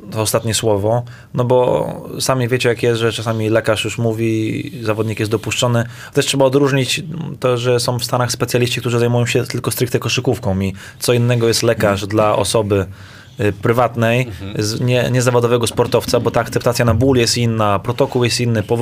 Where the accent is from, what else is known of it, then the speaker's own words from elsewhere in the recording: Serbia; U nas w Serbii